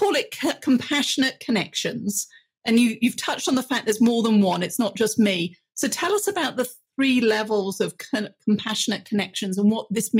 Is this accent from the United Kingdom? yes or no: yes; United Kingdom; being British